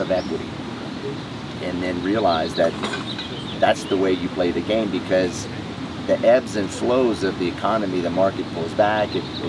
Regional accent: Lafayette, Louisiana, United States; I'm from Lafayette, Louisiana.

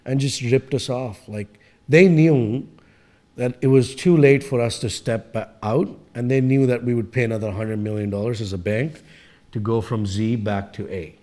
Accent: India; moved away as an adult; now in Canada; I came from India

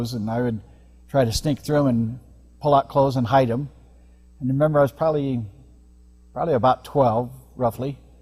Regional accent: Olympia, Washington, United States; I was born in Olympia, Washington

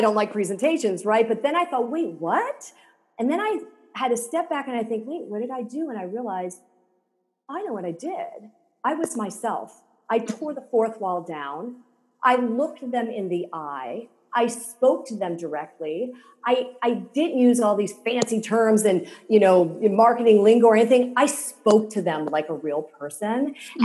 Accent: Silicon Valley, California, United States; I grew up in Silicon Valley

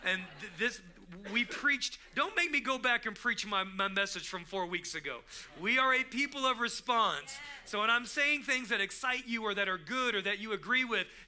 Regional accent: Texas, United States; also born or lived in California / Tulsa, Oklahoma; I didn't grow up in Long Beach. I didn't grow up in Cypress, Cerritos. I grew up in Texas. And so where am I really from? I moved from California to Tulsa, Oklahoma, was there for 9 years

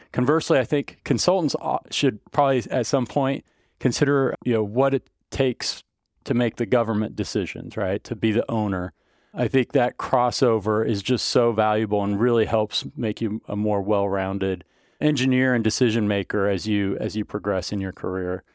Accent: Melvern, Kansas, United States; I grew up down around Melbourne and it was a really small school. So if you know Kansas schools

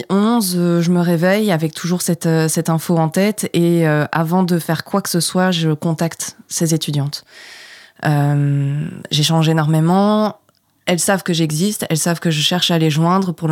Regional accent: Provence-Alpes-Côte d'Azur, France; moved away as an adult; now in Brussels, Belgium; je vais avoir 30 ans, euh, je suis une jeune femme euh, qui vient du sud de la France.

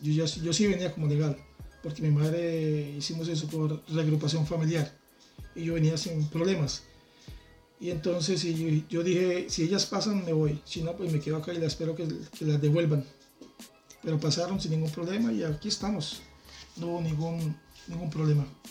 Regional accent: Bucaramanga, Santander, Colombia; moved away as an adult; now in Madrid, Spain; dos casas de donde yo vivía, en la ciudad de Bucaramanga, en Colombia

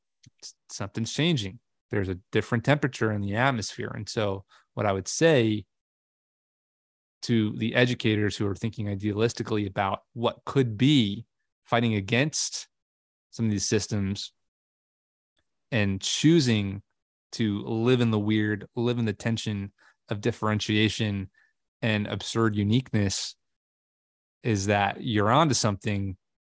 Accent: Long Island, New York, United States; I grew up on Long Island, New York, and I had a really crabby kindergarten teacher

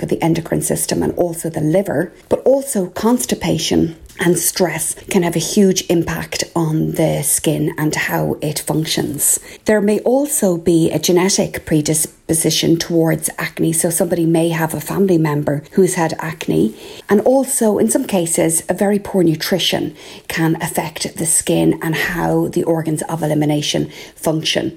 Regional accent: Ireland; I'm …

